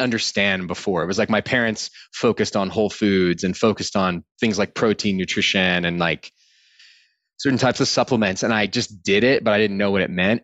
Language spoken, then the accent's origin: English; Austin, Texas, United States; I grew up in Austin, Texas